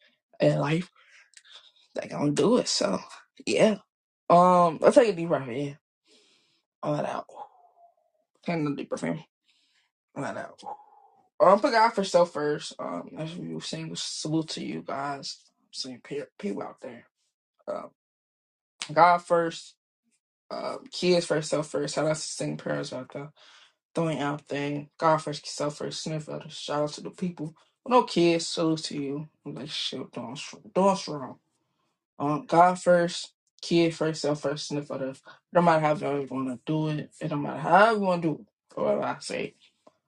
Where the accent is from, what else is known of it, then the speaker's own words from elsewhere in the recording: Chicago, Illinois, United States; I was born and raised in Chicago